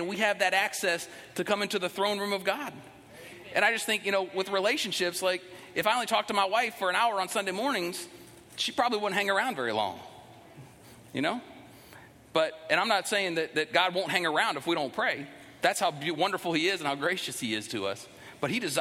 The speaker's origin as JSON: {"language": "English", "country": "United States", "said": "we as American Christians"}